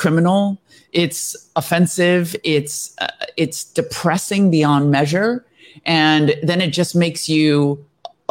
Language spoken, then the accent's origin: English; United States; I was born in the United States